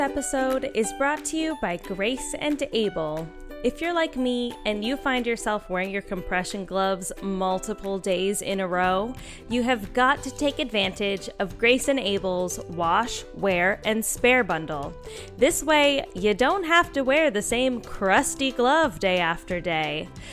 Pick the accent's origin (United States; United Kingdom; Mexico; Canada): Canada; West Coast; I'm also from Canada, from the West Coast